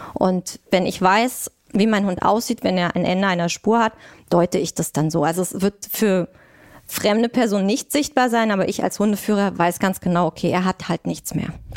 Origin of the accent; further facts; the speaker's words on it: Thuringia, Germany; moved away as an adult; now in Berlin, Germany; komme ich aus Thüringen